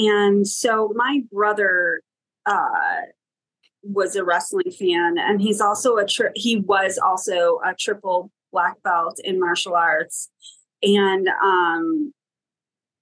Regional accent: Buffalo, New York, United States; moved away as an adult; I'm originally from Buffalo, New York, and I moved to New York City in 1999 to get my master's degree at Columbia University.

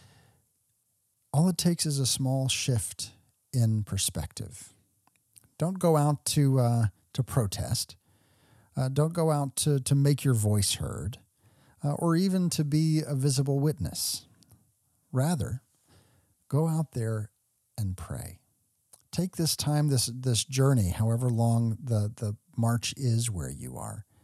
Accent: Texas, United States; I grew up in Texas

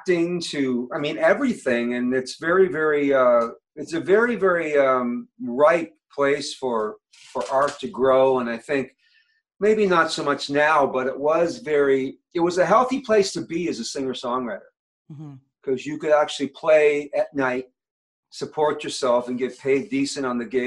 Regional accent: Cape Breton, Nova Scotia, Canada; moved away as an adult; also born or lived in Edmonton, Alberta; now in Alberta, Canada; I grew up in Cape Breton, Nova Scotia. Left home probably 18, 19 when I was touring and stuff like that.

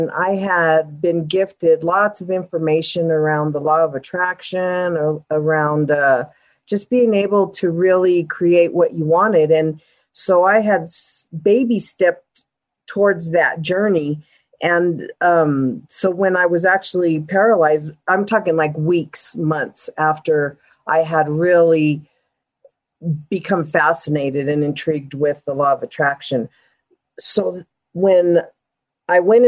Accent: Denver, Colorado, United States; born and raised in Denver

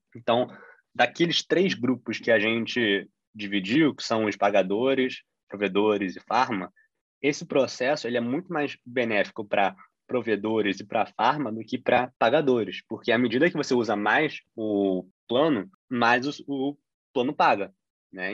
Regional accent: Brazil; a gente como brasileiro

